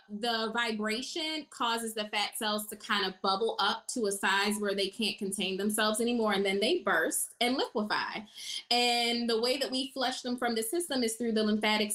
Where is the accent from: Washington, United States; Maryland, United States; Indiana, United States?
Maryland, United States; Baltimore; moved away as an adult; now in Atlanta, United States; I'm originally from Baltimore. And I've been here in Atlanta for 7 years